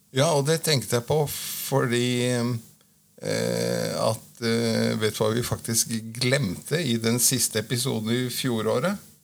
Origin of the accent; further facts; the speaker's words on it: Oslo, Norway; jeg er født og oppvokst på Marienlyst midt i tjukkeste Oslo